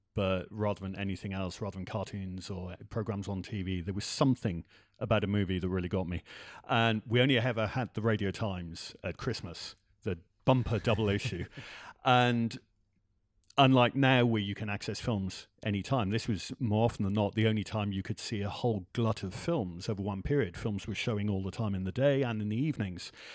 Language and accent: English; Wales, United Kingdom; I grew up in Wales